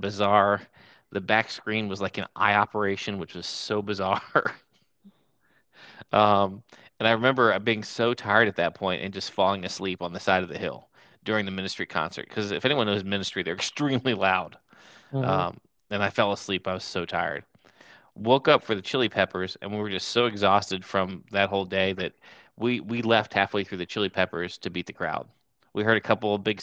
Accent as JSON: {"language": "English", "region": "Pennsylvania", "country": "United States", "tie": "born or raised there", "also_born_or_lived": "Atlanta, Georgia", "moved": "yes", "said": "about 2 hours from where I grew up in Pennsylvania"}